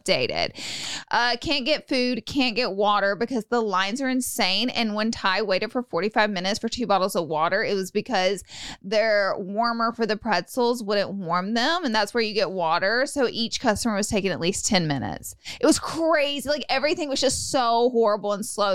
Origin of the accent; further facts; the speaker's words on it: Alabama, United States; I'm from Alabama